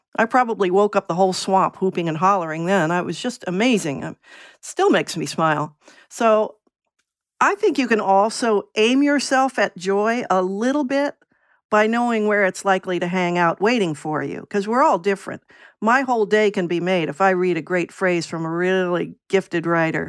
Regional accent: Virginia, United States; moved away as an adult; also born or lived in New England; now in Portland, United States; I grew up in Virginia and went to college in New England

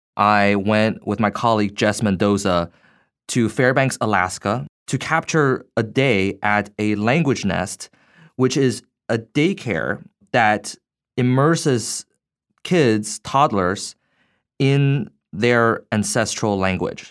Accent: Beijing, China; moved away as an adult; also born or lived in United States; now in Boston, United States; So, I grew up in Beijing, Uh, at the age of eighteen, I came to the U S for college and grad school

